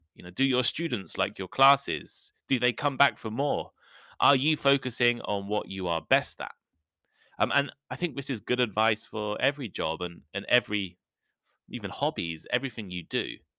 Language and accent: English; a small village in the center of England, United Kingdom; moved away as an adult; also born or lived in Nottingham / Shikoku, Japan / London / Taipei, Taiwan; For the first twenty-one years of my life, I lived in England. I grew up in a small village in the center of the country